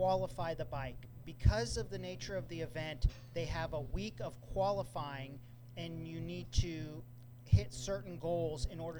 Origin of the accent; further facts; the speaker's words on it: Santa Cruz, California, United States; no one from Santa Cruz has ever received an entry to race on the Isle of Man except me